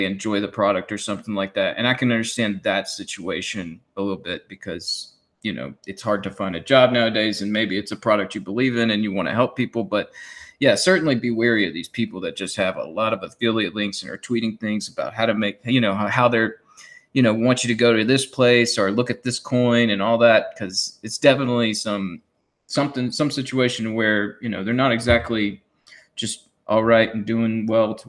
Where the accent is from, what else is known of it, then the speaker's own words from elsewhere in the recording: United States; as an American